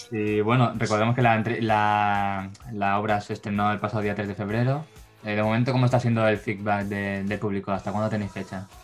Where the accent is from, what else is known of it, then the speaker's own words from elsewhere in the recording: Barcelona, Catalonia, Spain; nosotros somos de Barcelona